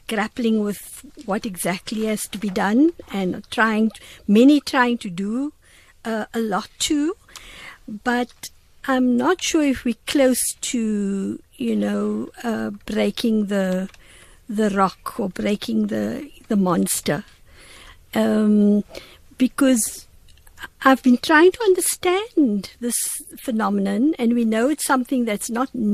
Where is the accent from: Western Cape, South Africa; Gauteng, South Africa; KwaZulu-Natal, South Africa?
Western Cape, South Africa; Cape Town; I live in the same area that I grew up in Wynberg